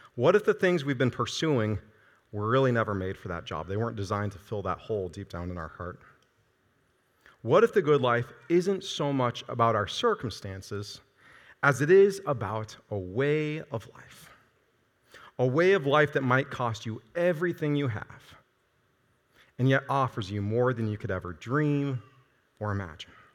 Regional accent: Iowa, United States; moved away as an adult; now in Nebraska, United States; I'm from Iowa

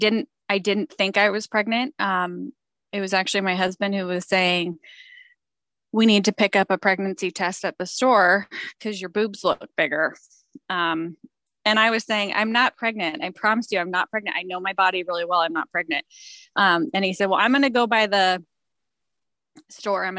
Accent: California, United States; I'm from California

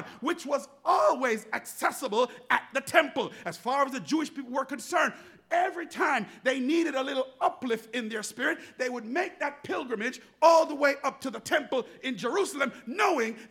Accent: Jamaica; growing up in Jamaica, we used to drink water from the garden hose

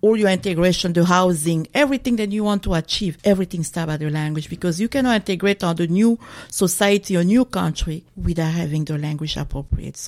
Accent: DR Congo; moved away as an adult; now in Maine, United States; originally from the Congo, DRC Congo. So I have lived in the USA for 23 years and 9 years in Maine.

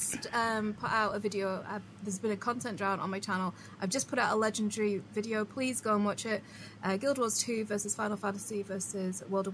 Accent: United Kingdom; I'm British

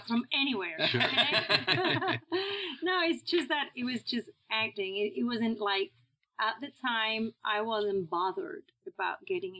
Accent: Fuengirola, Andalusia, Spain; accent: Spanish; English is a second language; moved away as an adult; also born or lived in Madrid, Spain / Oxford, Mississippi; now in Cleveland, United States; I'm from Malaga, from a small touristy town called Fuengirola.

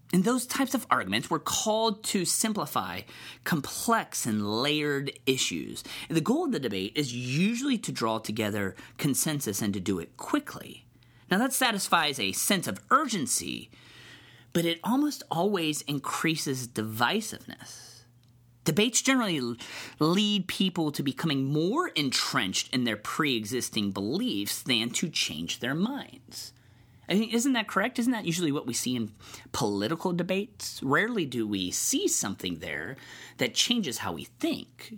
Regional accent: Cincinnati, Ohio, United States; I'm from Cincinnati

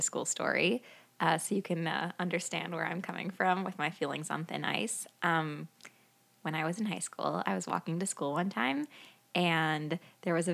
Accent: Midwest, United States; I grew up here in the Midwest

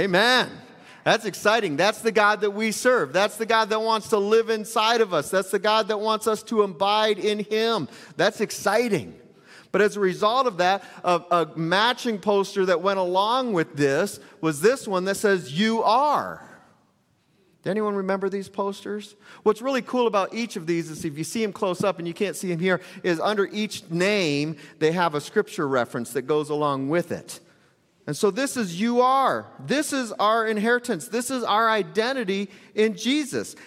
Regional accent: United States; American Christians

